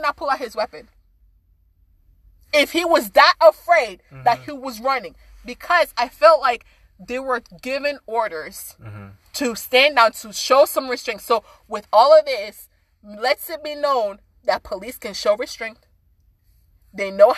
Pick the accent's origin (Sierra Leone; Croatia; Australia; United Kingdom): Sierra Leone; moved away; I'm from Sierra Leone.